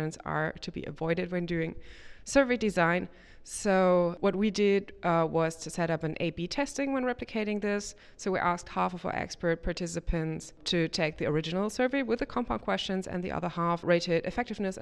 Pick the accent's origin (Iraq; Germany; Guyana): Germany; I'm from Germany, from the University of Bonn